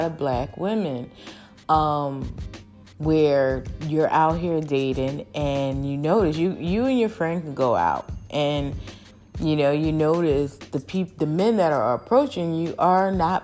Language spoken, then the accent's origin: English; United States; I'm American girl